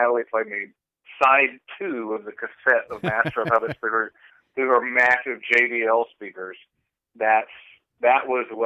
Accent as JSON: {"language": "English", "town": "Longview", "region": "Texas", "country": "United States", "tie": "born or raised there", "also_born_or_lived": "Los Angeles", "moved": "as an adult", "said": "growing up in Longview, the Jehovah's Witnesses, they own the cable companies"}